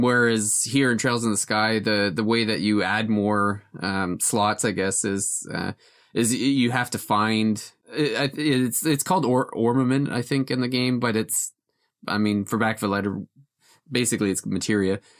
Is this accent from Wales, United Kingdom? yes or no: yes; Wales, United Kingdom; I'm, I'm from, uh, Wales